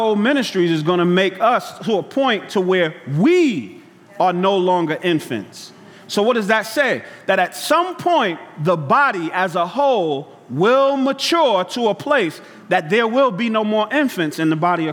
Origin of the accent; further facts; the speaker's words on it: New York City, New York, United States; growing up in Brooklyn, Bed-Stuy